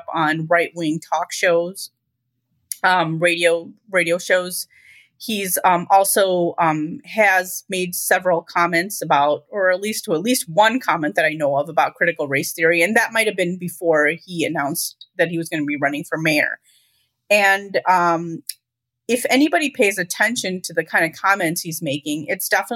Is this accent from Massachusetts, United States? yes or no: no; Chicago, Illinois, United States; I'm a North Sider, and I grew up in the northern suburbs